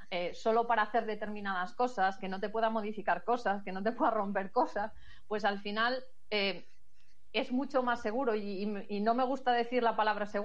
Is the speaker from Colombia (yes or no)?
no; Galicia, Spain